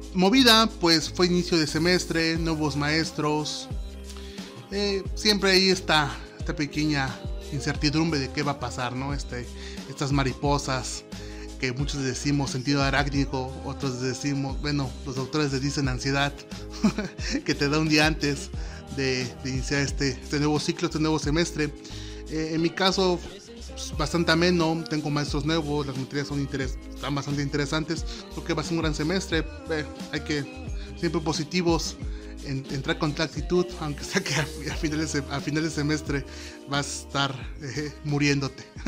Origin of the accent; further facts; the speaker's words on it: Oaxaca, Mexico; also born or lived in San Andrés Solaga, Oaxaca; yo soy de Oaxaca, yo soy oaxaqueño y actualmente vivo en la Sierra Norte del estado de Oaxaca